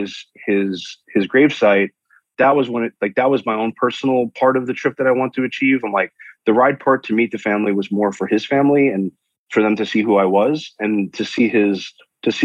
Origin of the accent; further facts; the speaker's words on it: New York, United States; now in San Diego, United States; I'm a New Yorker